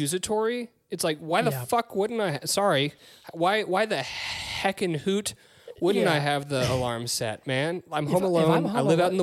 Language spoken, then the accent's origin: English; Peachtree City, Georgia, United States; I grew up in Peachtree City